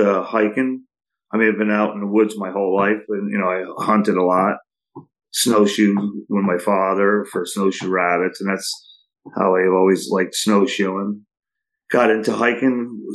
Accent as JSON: {"language": "English", "town": "Saugerties", "region": "New York", "country": "United States", "tie": "born or raised there", "said": "I live here in Saugerties right now, and I grew up here in Saugerties my whole life"}